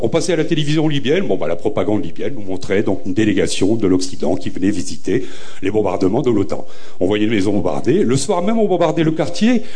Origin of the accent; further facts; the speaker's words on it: Beaumont, France; also born or lived in Nord-Pas-de-Calais; je suis né à Beaumont, dans les années 60-70